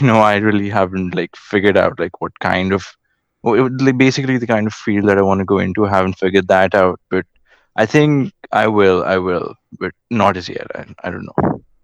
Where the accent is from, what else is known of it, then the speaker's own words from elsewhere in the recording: India; I'm from India